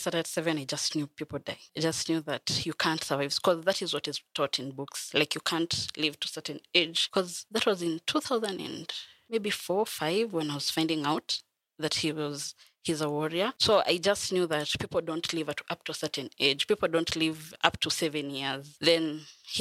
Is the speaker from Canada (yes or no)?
no; Bungoma, Bungoma County, Kenya; also born or lived in Kakamega; I was born in Kakamega, but I was raised in Bungoma